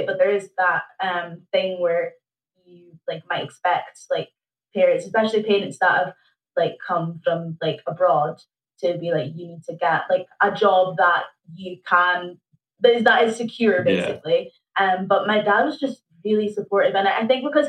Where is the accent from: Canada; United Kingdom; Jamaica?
United Kingdom; Aberdeen, Scotland; I grew up in Cove Bay